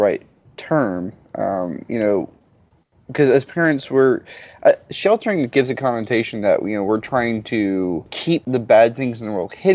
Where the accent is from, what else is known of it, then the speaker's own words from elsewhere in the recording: Orange, Texas, United States; I grew up literally, Orange, Texas is where I grew up